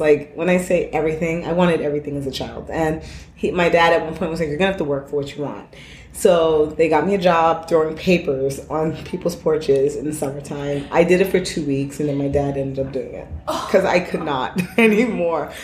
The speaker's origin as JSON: {"language": "English", "town": "New York City", "region": "New York", "country": "United States", "tie": "born or raised there", "said": "growing up in Brooklyn, you know, we were all about like guests and name, name labels"}